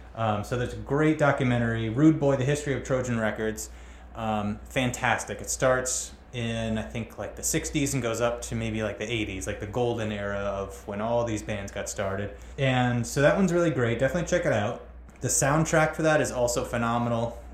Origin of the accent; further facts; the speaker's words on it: Rhode Island, United States; now in Long Island, United States; I'm from Rhode Island, and in Rhode Island, there's actually like a pretty decent like reggae scene.